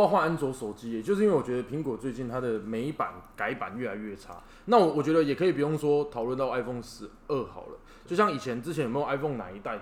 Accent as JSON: {"language": "Chinese", "country": "Taiwan", "said": "我们也是台湾人"}